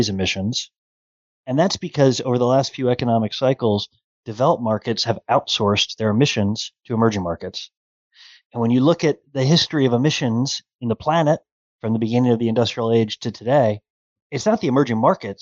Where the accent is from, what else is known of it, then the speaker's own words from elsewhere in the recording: Cleveland, Ohio, United States; I'm a proud Clevelander